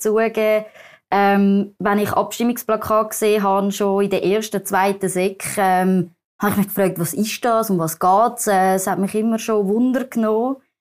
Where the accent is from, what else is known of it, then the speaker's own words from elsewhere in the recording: Zurich, Switzerland; ich bin in der Schweiz aufgewachsen